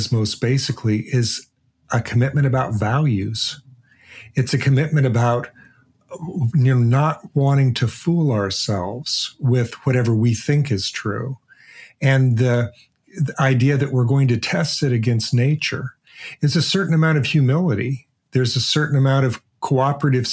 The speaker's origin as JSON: {"language": "English", "town": "Portland", "region": "Oregon", "country": "United States", "tie": "born or raised there", "said": "I grew up in Portland, Oregon."}